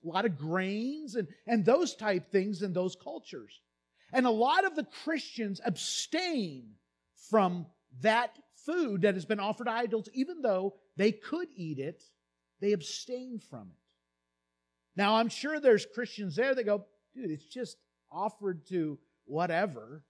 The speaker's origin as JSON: {"language": "English", "country": "United States", "tie": "born or raised there", "said": "I grew up in the United States"}